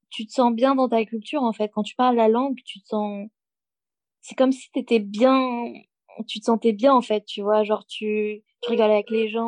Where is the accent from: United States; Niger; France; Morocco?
France; accent: French; also born or lived in Mauritius; j'entends mon accent français